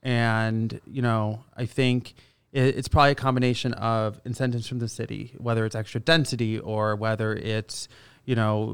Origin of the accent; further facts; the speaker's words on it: Canada; moved away as an adult; now in United States; we came down here from Canada and, you know, we've done, you know, we call it 7-8 years ago, we came down to the States.